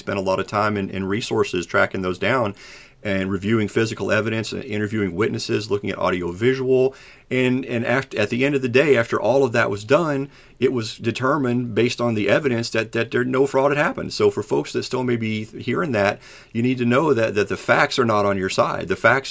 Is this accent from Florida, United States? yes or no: no; Kentucky, United States; I'm from Kentucky